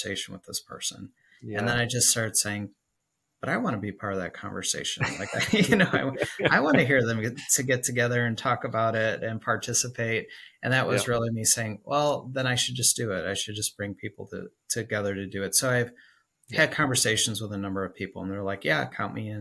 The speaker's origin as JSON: {"language": "English", "town": "Chicago", "region": "Illinois", "country": "United States", "moved": "yes", "lives_now": "Nashville, United States", "said": "Originally, I'm from Chicago, and then we relocated"}